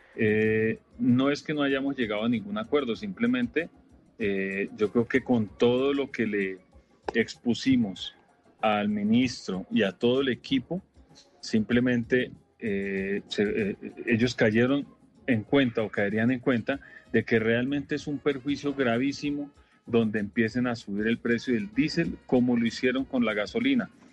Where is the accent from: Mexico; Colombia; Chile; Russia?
Colombia; como colombianos no estamos de acuerdo